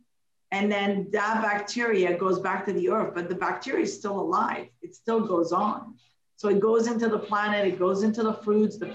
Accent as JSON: {"language": "English", "country": "Canada", "also_born_or_lived": "Morocco", "said": "I'm not American. I'm a Canadian, but I was born in Morocco"}